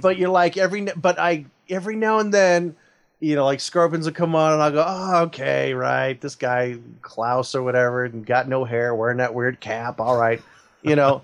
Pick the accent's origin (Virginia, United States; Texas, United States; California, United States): California, United States; Oakland; I was born in Oakland, raised in the San Francisco Bay Area